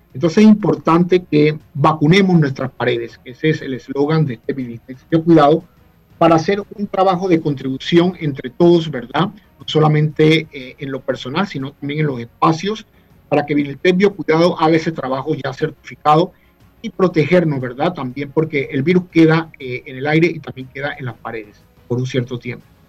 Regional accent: Chitré, Herrera, Panama; also born or lived in Panama City; Nací en la capital, en San Francisco de la Caleta, pero Chitreano de corazón

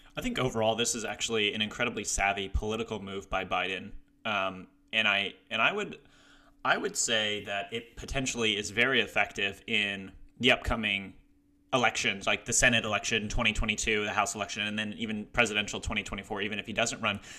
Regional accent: Ohio, United States; moved away; I'm also from Ohio, but, uh, not living there currently

